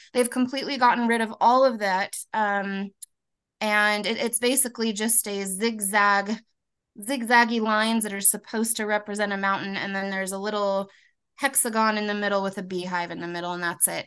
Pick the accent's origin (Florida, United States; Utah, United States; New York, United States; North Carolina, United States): Utah, United States; also born or lived in California; I was born in California, but we moved to Utah when I was five. So I've, I've pretty much grown up here in Utah, Utah County.